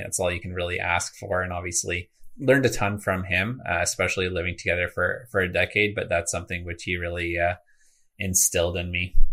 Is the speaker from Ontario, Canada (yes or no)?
yes; greater Toronto area, Ontario, Canada; I actually grew up in kind of the greater Toronto area as well as a small town an hour east of this city, uh, for about a decade.